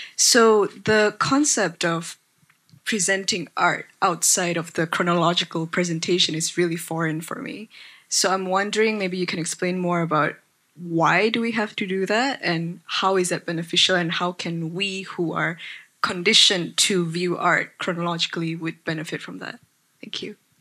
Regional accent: Indonesia; moved away as an adult; now in Singapore; I come from Indonesia and um, I've spent four years in Singapore

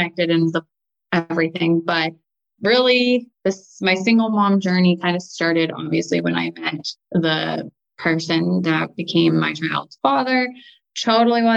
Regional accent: Erie, Pennsylvania, United States; also born or lived in Pittsburgh, Pennsylvania; I grew up in like Erie, Pennsylvania

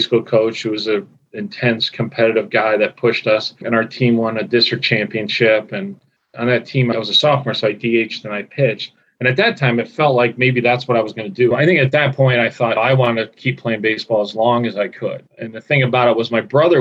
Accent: Scranton, Pennsylvania, United States; I grew up in Scranton, Pennsylvania, the Green Ridge section of Scranton, a little neighborhood. I lived there my whole life until I went to college

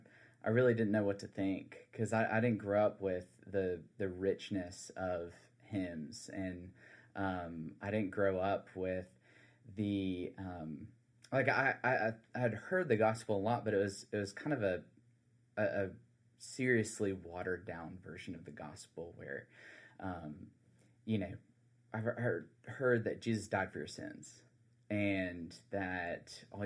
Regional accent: South Carolina, United States; I'm originally from the Low Country of South Carolina.

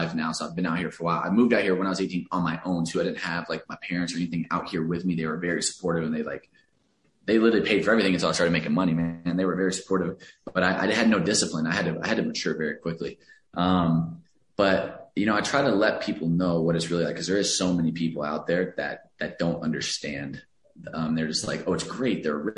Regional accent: Alvarado, Texas, United States; moved away as an adult; now in Los Angeles, United States; I grew up in a very, very small town outside of Dallas. There was a couple thousand people in my hometown

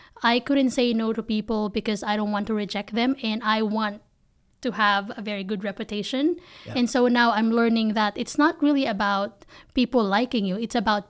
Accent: Philippines; English is a second language; now in United States; I'm just somebody from the Philippines who moved to the States, and I have an accent and my grammar is not even that polished, you know.

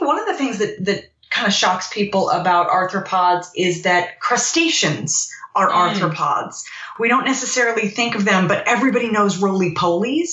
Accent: Virginia, United States; I'm from Virginia.

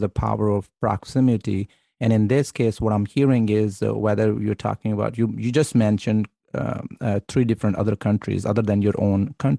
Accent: Pakistan; I'm Pakistani

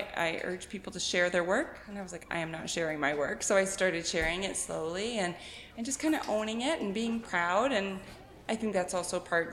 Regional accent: the Okanagan, British Columbia, Canada; I grew up in the Okanagan being an art kid

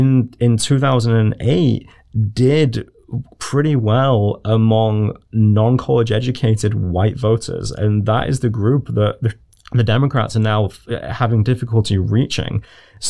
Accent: United Kingdom; as a British person

